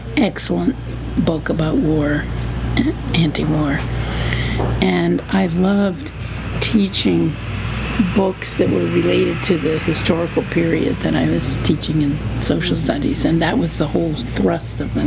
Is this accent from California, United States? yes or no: no; New Jersey, United States; also born or lived in Washington, D.C.; now in Cambridge, Massachusetts, United States; Grew up in New Jersey.